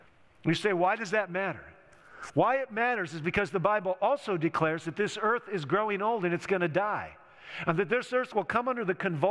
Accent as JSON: {"language": "English", "country": "United States", "tie": "born or raised there", "said": "those of us growing up in America, the last two generations of which I represent, being 56 years old"}